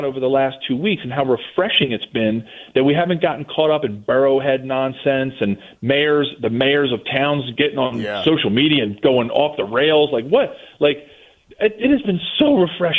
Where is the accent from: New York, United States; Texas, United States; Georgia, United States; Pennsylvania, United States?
Pennsylvania, United States; Philadelphia; accent: Philly; I live in Philly. I'm a Philly kid. Wow. I grew up here. I was born in South Philly